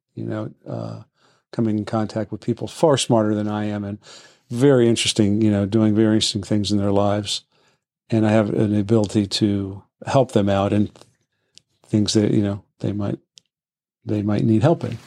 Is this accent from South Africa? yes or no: no; Washington, District of Columbia, United States; I was born in D C and lived here most of my life.